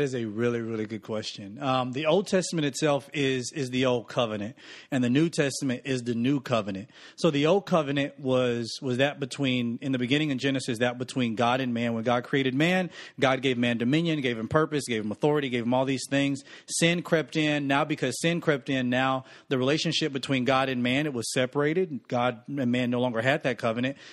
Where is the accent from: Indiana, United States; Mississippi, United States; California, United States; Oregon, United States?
Mississippi, United States; Newton; Born and raised in Newton, Mississippi, backwoods, born in a double wide trailer